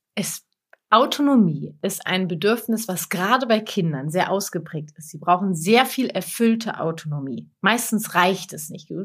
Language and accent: German; Lippe, North Rhine-Westphalia, Germany; ich komme aus Lippe